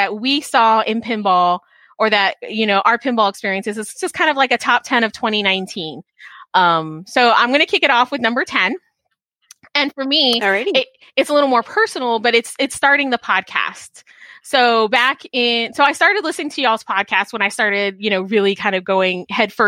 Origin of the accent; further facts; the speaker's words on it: Texas, United States; also born or lived in Chicago, Illinois; I was born in Chicago, but I grew up in Texas